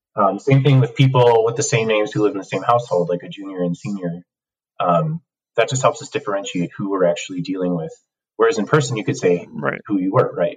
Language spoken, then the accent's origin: English; Cook County, Illinois, United States; moved away as an adult; now in Minneapolis, United States; I come from Cook County, Illinois, um, home of the Mayor Daley machine